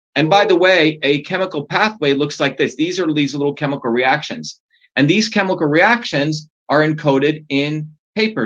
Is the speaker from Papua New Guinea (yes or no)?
no; India; now in United States; I grew up in India. I was born in India.